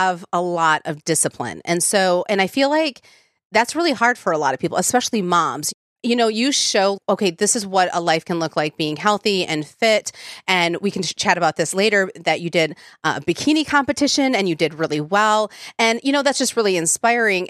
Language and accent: English; the North, United States; now in Nashville, United States; I'm from the North